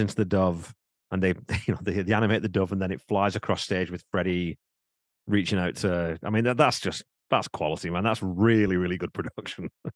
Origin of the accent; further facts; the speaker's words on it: England, United Kingdom; now in Canada; I'm English by birth